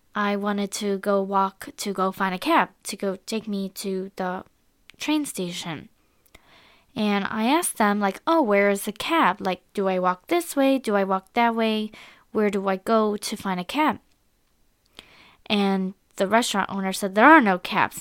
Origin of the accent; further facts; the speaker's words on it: United States; I am an American girl